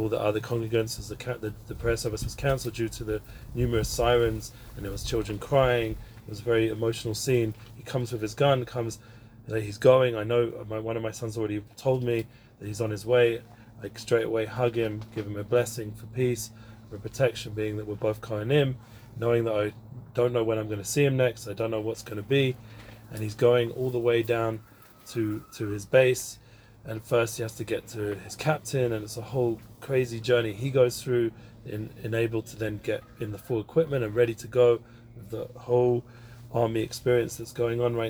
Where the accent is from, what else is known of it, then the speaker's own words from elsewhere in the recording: London, United Kingdom; now in Israel; I grew up in London, North London, Northwest London, for those who are more familiar, in Edgware